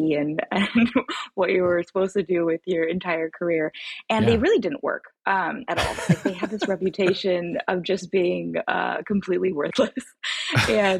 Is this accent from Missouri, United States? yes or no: no; California, United States; I was born in California